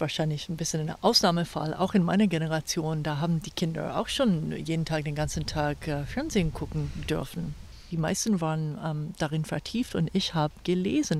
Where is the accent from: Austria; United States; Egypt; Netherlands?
United States; Virginia; German is a second language; moved away as an adult; also born or lived in California / New York / Philadelphia / Tel Aviv; now in Bad Belzig, Germany; Virginia wo ich aufgewachsen bin